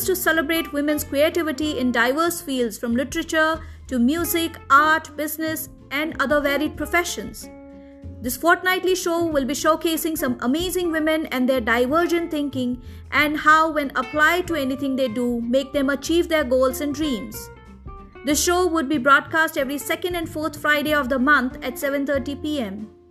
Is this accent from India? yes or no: yes; India; I am an Indian novelist, poet and short story writer.